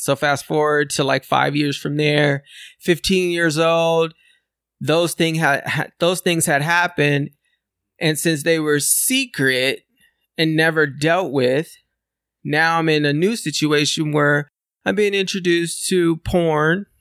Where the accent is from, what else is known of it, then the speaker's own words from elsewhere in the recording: California, United States; I'm a born and raised in California